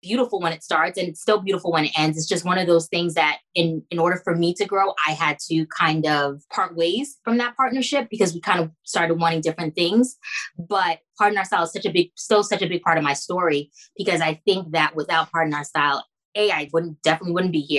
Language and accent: English; New York City, New York, United States; also born or lived in Orlando / Haiti (ancestry); now in Miami, United States; I'm initially from Jamaica, Queens